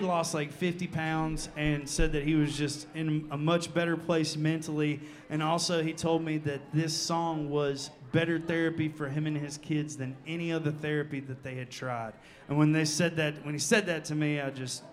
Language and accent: English; Nashville, Tennessee, United States; I'm here from Nashville, born and raised